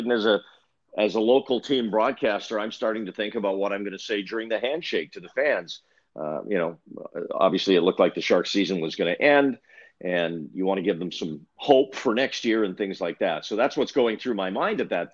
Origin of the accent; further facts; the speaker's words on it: Yukon, Canada; moved away; I was in high school in the Yukon Territory